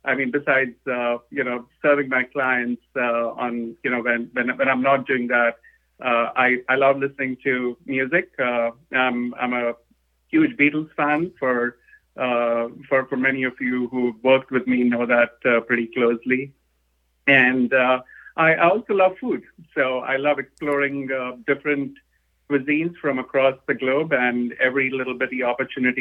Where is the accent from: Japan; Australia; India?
India; moved away as an adult; now in Atlanta, United States; I'm originally from India. I studied in India. I grew up out there